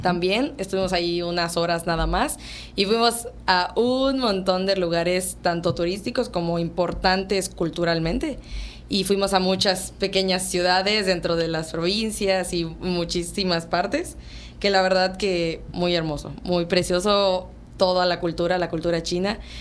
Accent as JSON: {"language": "Spanish", "region": "Yucatán", "country": "Mexico", "said": "como mexicano y como yucateco, que aparte nosotros somos muy tradicionales"}